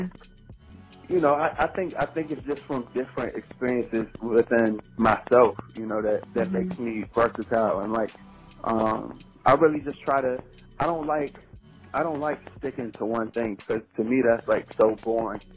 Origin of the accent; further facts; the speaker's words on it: Prince George's County, Maryland, United States; also born or lived in Washington, D.C. / Charles County, Maryland; I was born in D.C. and then raised in, in um, Prince George's County, Maryland, and then I ended up moving to Charles County, Maryland, uh, for high school.